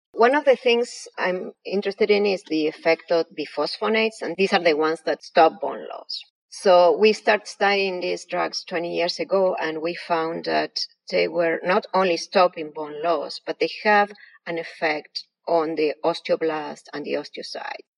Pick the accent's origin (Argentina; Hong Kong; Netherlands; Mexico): Argentina; English is a second language; moved away as an adult; now in United States; You may infer by my accent, I was not born here. I was born in Argentina. I came to the States 21 years ago